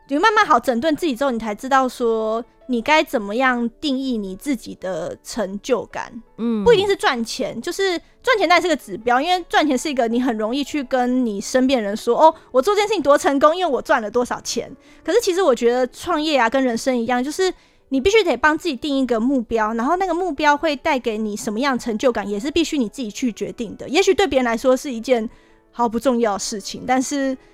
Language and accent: Chinese; Hsinchu, Taiwan; 我的家乡新竹